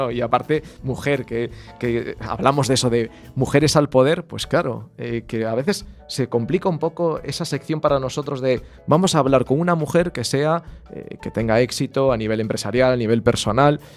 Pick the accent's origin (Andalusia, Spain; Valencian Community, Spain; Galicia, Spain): Galicia, Spain; Lugo; mi tierra, de Lugo